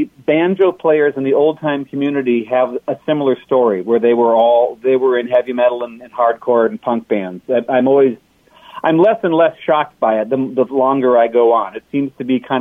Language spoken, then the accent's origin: English; Minneapolis–Saint Paul, Minnesota, United States; My family is from the Twin Cities, and I grew up in the Twin Cities